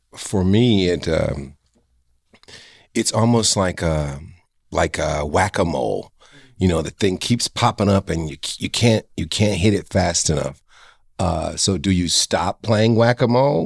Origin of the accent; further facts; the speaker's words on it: Cleveland, Ohio, United States; a kid who grew up in Garden Valley